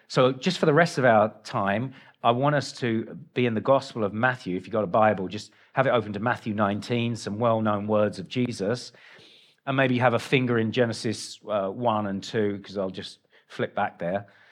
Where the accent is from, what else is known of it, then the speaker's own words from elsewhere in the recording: England, United Kingdom; moved away; I'm English